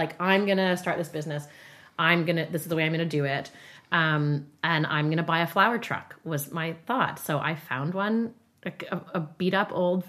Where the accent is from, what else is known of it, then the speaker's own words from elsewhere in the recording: Calgary, Alberta, Canada; I'm like, hey, like, I'm from Calgary.